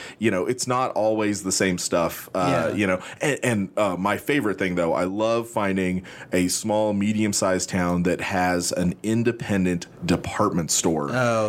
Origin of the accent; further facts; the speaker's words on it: Edmond, Oklahoma, United States; I grew up in Edmond